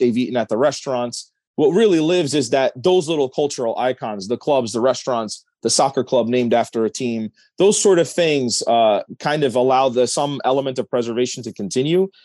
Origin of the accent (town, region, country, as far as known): New Jersey, United States; born or raised there; also born or lived in Connecticut; now in Englishtown, United States